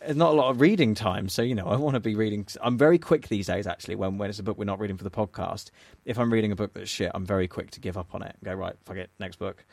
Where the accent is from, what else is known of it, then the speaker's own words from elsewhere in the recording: England, United Kingdom; as an English person